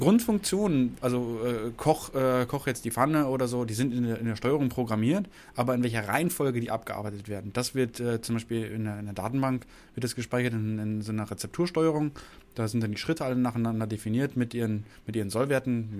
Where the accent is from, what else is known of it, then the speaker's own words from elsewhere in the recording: Lower Saxony, Germany; moved away; ich kenn's ja von, von zu Hause, ich komme aus Niedersachsen